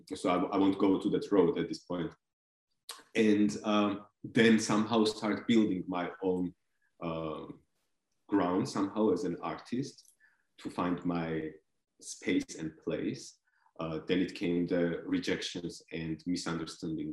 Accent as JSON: {"language": "English", "country": "Georgia", "tie": "born or raised there", "also_born_or_lived": "Belgium", "second_language": "English", "moved": "yes", "lives_now": "Germany", "said": "originally I come from Georgia. I was born and grown up on a countryside, a little bit far away from the capital of Georgia, Tbilisi."}